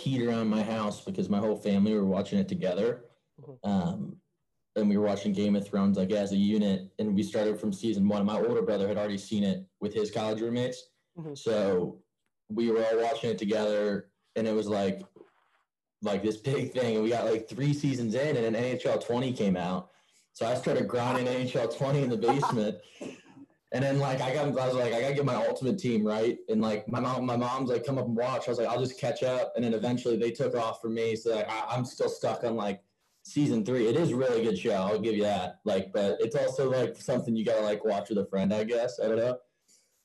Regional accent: Milford, Ohio, United States; Milford, Ohio. I grew up here, lived here my whole life.

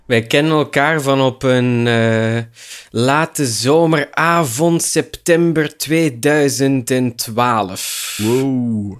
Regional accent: Leuven, Flanders, Belgium; moved away as an adult; also born or lived in Heverlee; now in Brussels, Belgium; in zekere zin ben ik wel een Leuvenaar

